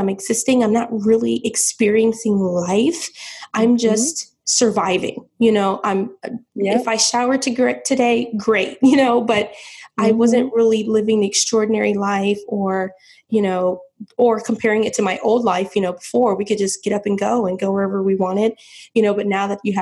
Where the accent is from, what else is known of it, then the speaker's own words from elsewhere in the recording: St. Petersburg, Florida, United States; moved away as an adult; now in South Florida, United States; I'm from St. Petersburg, Florida, which is about 4 hours away